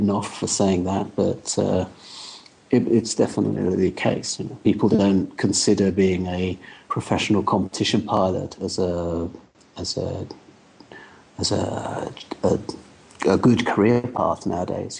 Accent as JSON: {"language": "English", "country": "United Kingdom", "said": "being British at the time"}